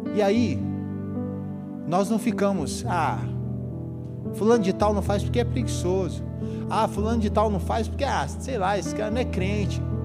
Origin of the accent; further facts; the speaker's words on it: Dourados, Mato Grosso do Sul, Brazil; Eu sou de uma cidade do interior, hoje não tão interior, mas ainda é uma cidade agrícola. Sou de Dourados, Mato Grosso do Sul